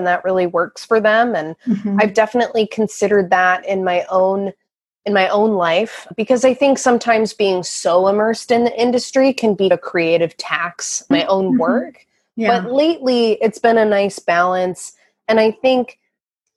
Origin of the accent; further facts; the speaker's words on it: Port Townsend, Washington, United States; I grew up in Port Townsend, Washington, which is the little Quimper Peninsula.